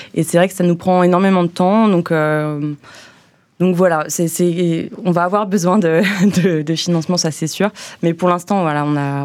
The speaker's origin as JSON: {"language": "French", "area": "Haute-Savoie", "region": "Auvergne-Rhône-Alpes", "country": "France", "also_born_or_lived": "Montreal, Canada / Bordeaux, France", "moved": "yes", "lives_now": "Brussels, Belgium", "said": "chez moi, à Haute-Savoie"}